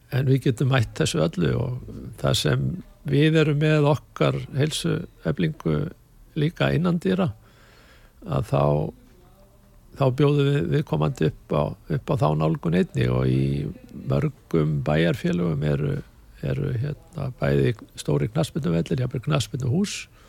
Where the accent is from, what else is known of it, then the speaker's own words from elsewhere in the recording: Hafnarfjörður, Capital Region, Iceland; moved away as an adult; also born or lived in Cologne, Germany; byrjaði fljótlega að æfa í, hjá FH á sínum tíma bæði handbólta og hóbólta